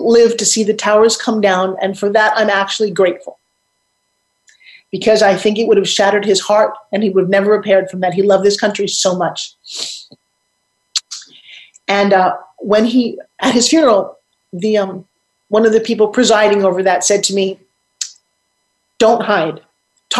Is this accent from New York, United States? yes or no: yes; Long Island, New York, United States; I'm from Long Island, New York, and I used to go to the South Jersey shore all the time